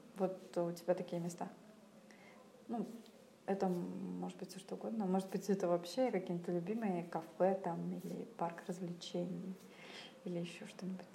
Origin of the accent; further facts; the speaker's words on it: Saint Petersburg, Russia; мы из СПБ